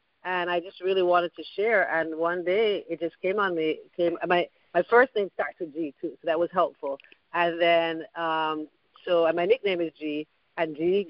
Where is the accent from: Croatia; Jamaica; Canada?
Jamaica; Kingston; now in United States; But when I was growing up in Kingston